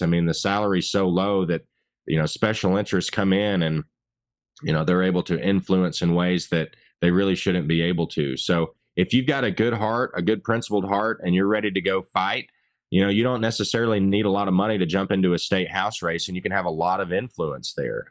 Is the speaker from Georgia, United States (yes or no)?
yes; Northwest Georgia, United States; grew up in Northwest Georgia, um, fifth generation to live on the same mountain, so quintessential hillbilly